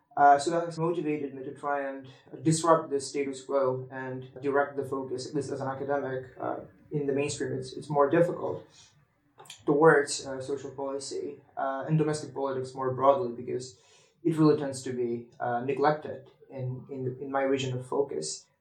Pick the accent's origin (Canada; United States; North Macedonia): North Macedonia; I used to be a member of the Young European Federalists in my home country, in North Macedonia